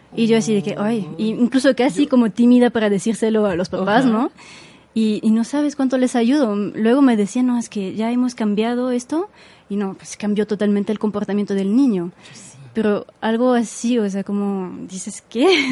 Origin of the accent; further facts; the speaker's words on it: Switzerland; Spanish is a second language; moved away as an adult; now in Mexico; había estudiado la base del español en, en, Suiza, en el colegio